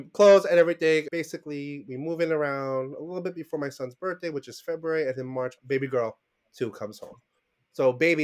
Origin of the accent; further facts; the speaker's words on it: New York City, New York, United States; I was born and raised in Brooklyn